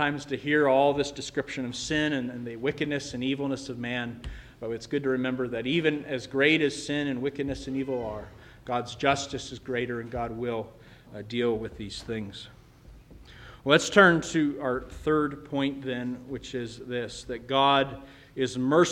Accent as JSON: {"language": "English", "country": "United States", "said": "as American Christians"}